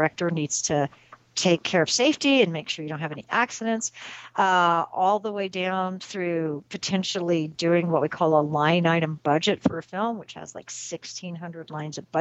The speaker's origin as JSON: {"language": "English", "region": "Southwest", "country": "United States", "tie": "born or raised there", "said": "me growing up in the Southwest"}